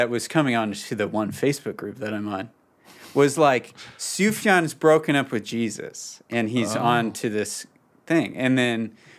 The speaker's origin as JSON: {"language": "English", "town": "Calgary", "region": "Alberta", "country": "Canada", "said": "I'm from Calgary. I'm in Calgary right now."}